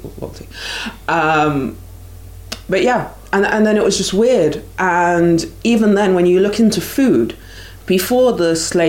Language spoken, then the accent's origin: English; United Kingdom; I say that as a British person